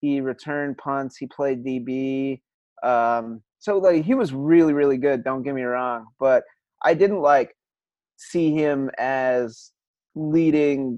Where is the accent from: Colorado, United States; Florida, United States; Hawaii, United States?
Colorado, United States; Growing up in Colorado